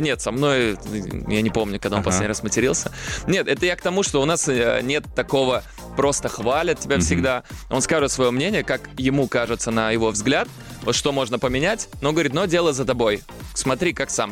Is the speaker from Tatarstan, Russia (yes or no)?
yes; Almetyevsk, Tatarstan, Russia; с моего родного города Альметьевск